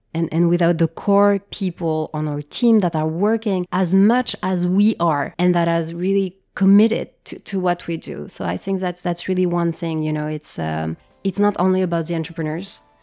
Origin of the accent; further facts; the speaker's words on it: Japan; moved away; also born or lived in France; I grew up in Japan